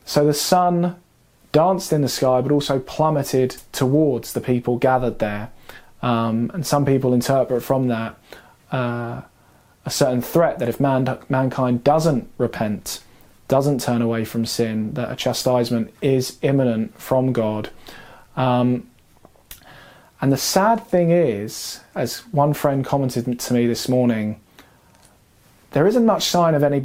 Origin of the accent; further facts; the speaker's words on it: London, United Kingdom; So as a Londoner, knowing that I come from a city of riots down through the ages